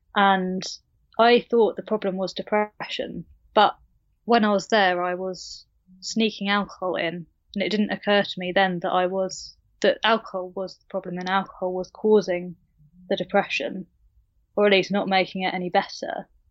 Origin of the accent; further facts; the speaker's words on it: United Kingdom; I live in the U K, as you can tell by my accent.